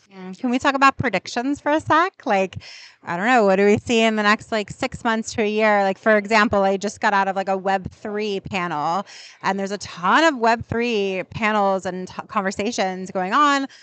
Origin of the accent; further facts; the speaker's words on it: New York, United States; I'm a New Yorker.